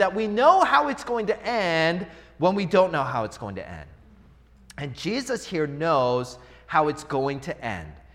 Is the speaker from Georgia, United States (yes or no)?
no; Seattle, Washington, United States; moved away; I'm from Seattle.